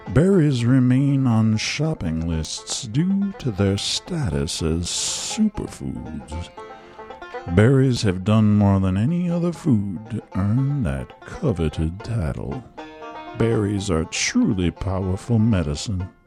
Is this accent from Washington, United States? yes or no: yes; Washington, United States; In my home state of Washington